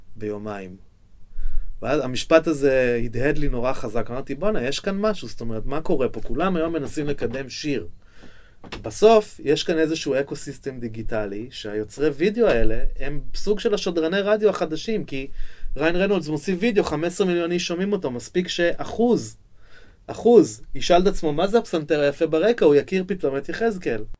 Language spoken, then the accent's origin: Hebrew; Jerusalem, Jerusalem District, Israel; אני נולדתי בירושלים, גדלתי בירושלים